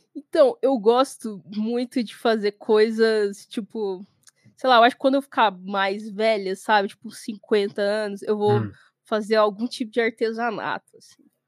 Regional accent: Goiânia, Goiás, Brazil; eu sou nascida e criada em Goiânia, Goiás, no centro do centro do centro do país

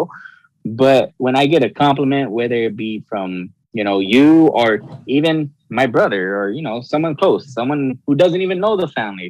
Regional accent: Los Angeles, California, United States; now in Baldwin Park, United States; I grew up in El Sereno, and I never forget it.

